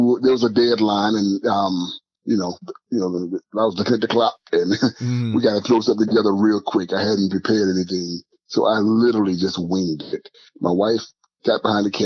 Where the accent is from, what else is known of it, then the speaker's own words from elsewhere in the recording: Surry County, Virginia, United States; moved away as an adult; also born or lived in Washington, D.C. / New York / New Jersey; now in Los Angeles, United States; growing up in Surrey County, Virginia